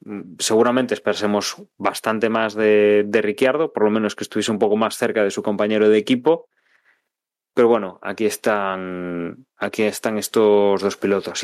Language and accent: Spanish; Spain; soy español